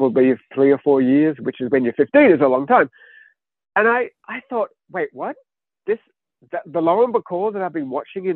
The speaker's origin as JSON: {"language": "English", "country": "Australia", "tie": "born or raised there", "said": "I grew up in Australia. My childhood was the 1970s"}